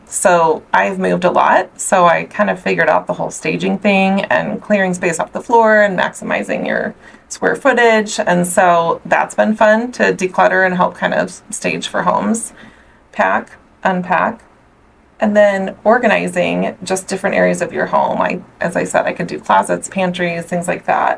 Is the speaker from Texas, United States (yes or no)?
no; Omaha, Nebraska, United States; also born or lived in Southern California; I'm actually from Omaha, Nebraska, born and raised.